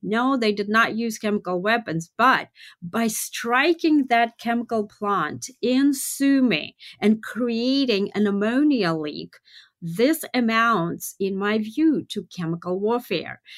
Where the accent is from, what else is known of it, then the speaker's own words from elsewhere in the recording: Russia; I was born and raised in Russia